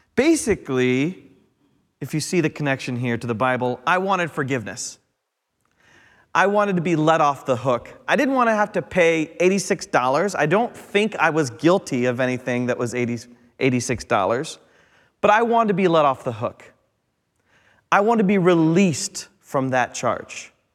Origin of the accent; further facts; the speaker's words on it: Midwest, United States; I'm from the Midwest. We're sandwich people.